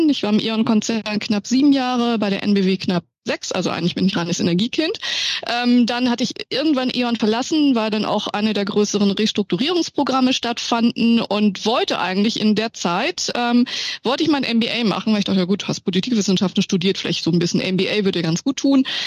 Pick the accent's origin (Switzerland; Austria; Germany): Germany; Hamburg; born there; Man kann es nicht sehen, aber meine Eltern sind Chinesen. Ich bin geboren in Hamburg, ich glaube, das hört man auch ein bisschen.